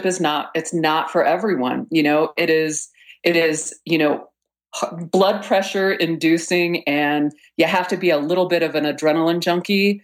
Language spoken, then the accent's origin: English; Texas, United States; moved away; also born or lived in Boulder, Colorado; I was born in Texas and went to school in Boulder and, of course, never went back to Texas